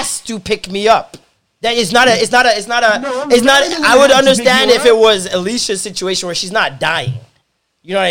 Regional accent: Toronto, Ontario, Canada; I was born in St. Michael's.

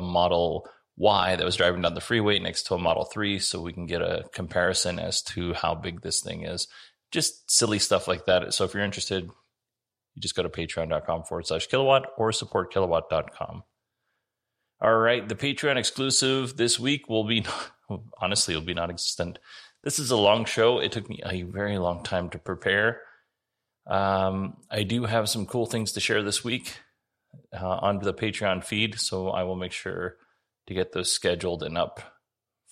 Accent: Alaska, United States; now in Arizona, United States; when I was a kid, I grew up in Alaska.

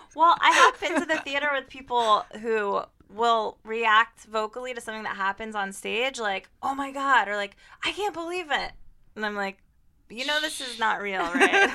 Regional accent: Ohio, United States; now in New York, United States; I'm from Ohio

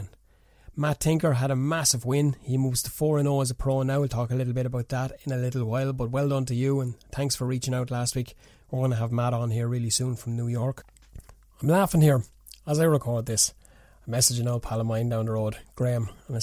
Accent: Newbridge, County Kildare, Ireland; I knew his dad very, very, very well in the years growing up in Newbridge

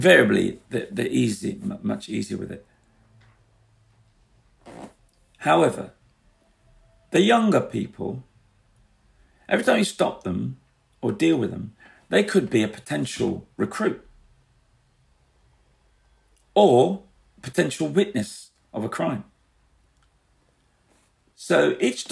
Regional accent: London, United Kingdom; I grew up in the East End.

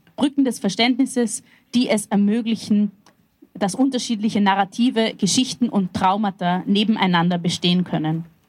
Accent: Vienna, Austria; Ich bin in einer sozialistisch-zionistischen Jugendbewegung aufgewachsen in Wien

